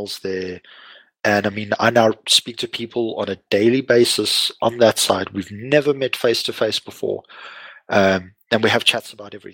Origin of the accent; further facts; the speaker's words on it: Lowveld, South Africa; moved away; I grew up in the Lowveld